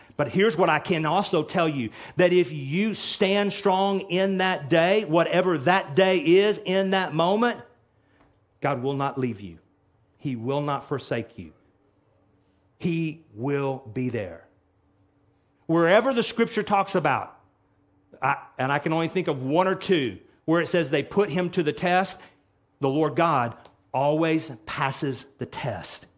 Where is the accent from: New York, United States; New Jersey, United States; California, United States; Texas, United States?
Texas, United States; I'm from Texas